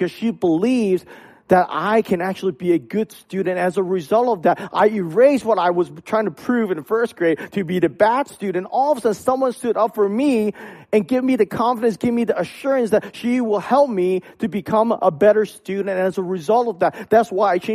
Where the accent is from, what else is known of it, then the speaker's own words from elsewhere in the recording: Hong Kong; moved away; I grew up in Hong Kong